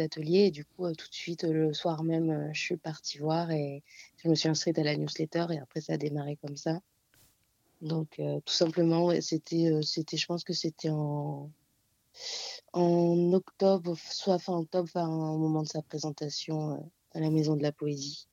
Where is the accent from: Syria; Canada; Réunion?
Réunion; moved away as an adult; now in Paris, France; je viens de l'île de la Réunion, donc ça fait euh, cinq ans que je suis ici